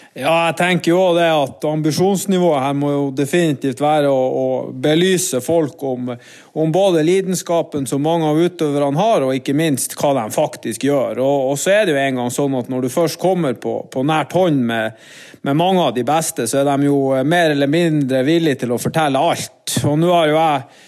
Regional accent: Norway; vi kommer selvfølgelig fra Norge

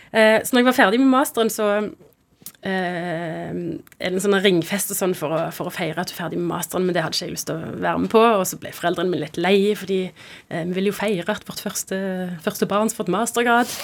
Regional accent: Stavanger, Rogaland, Norway; moved away as an adult; also born or lived in Oslo; hjembyen min Stavanger

